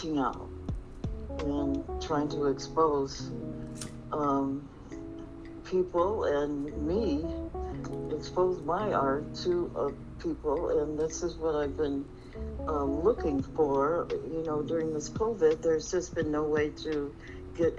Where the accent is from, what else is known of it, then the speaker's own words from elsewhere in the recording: Minneapolis, Minnesota, United States; now in Phoenix, United States; I am here in Phoenix, but I am from Minneapolis, Minnesota